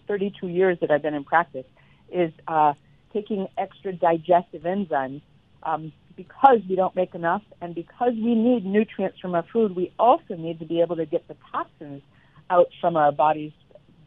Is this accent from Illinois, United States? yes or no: yes; Chicago, Illinois, United States; now in Florida, United States; I'm originally from the Midwest Chicago area